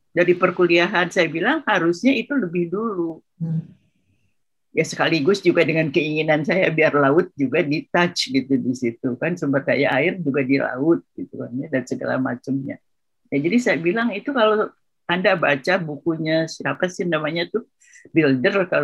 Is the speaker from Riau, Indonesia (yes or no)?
no; West Java, Indonesia; kalau saya orang Sunda ya, tanah air itu kata orang Sunda itu lemah cai.